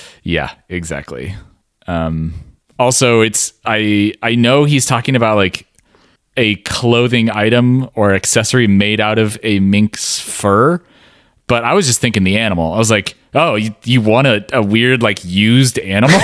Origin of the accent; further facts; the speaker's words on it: West Coast, United States; we're from the West Coast